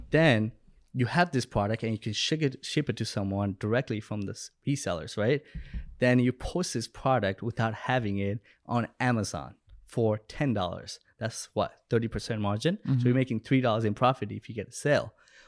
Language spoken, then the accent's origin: English; Bangladesh; born or raised there; moved away